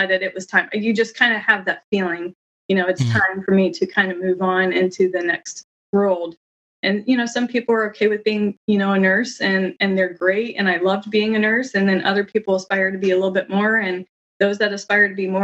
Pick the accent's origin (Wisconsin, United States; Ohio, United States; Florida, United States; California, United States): Ohio, United States; Ohio. I'm from Ohio